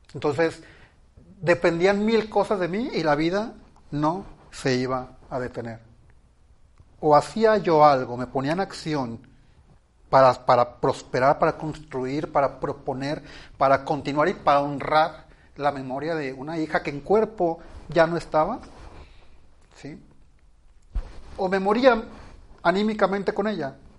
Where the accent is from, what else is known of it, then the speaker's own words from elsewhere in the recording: Ciudad Obregón, Sonora, Mexico; Yo nací en Ciudad Obregón, Sonora, de un matrimonio tradicional